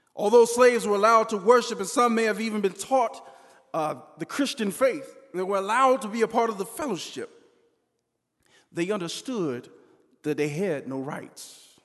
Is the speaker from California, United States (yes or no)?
yes; Southern California, United States; When I was a kid growing up in Southern California